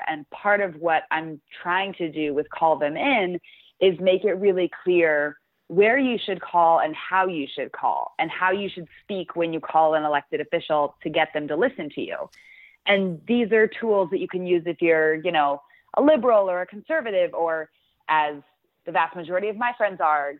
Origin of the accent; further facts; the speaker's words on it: New Mexico, United States; I grew up in New Mexico, and for, you know, after our eighth grade graduation, my friend had us all over so we could eat wild boar.